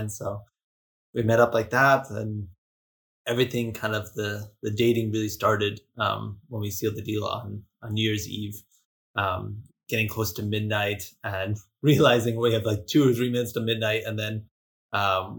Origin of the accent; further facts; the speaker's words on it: Hawaii, United States; moved away as an adult; also born or lived in California / Sweden; I was studying abroad from Hawaii. I went from Hawaii to California, and then California to Sweden